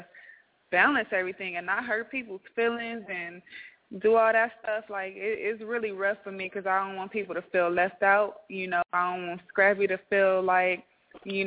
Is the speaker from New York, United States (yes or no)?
no; Compton, California, United States; now in Atlanta, United States